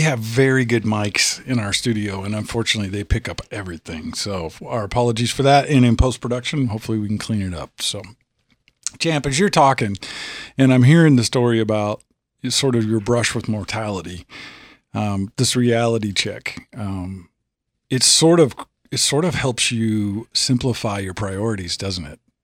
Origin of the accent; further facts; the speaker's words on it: Illinois, United States; moved away as an adult; now in Tennessee, United States; I'm from Illinois. We're a transplant. I've been here 15, 16 years